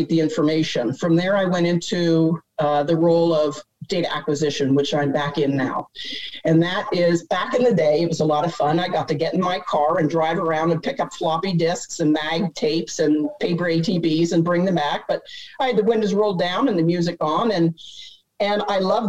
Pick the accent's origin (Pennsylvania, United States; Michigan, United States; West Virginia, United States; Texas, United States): Pennsylvania, United States; I grew up in Pennsylvania.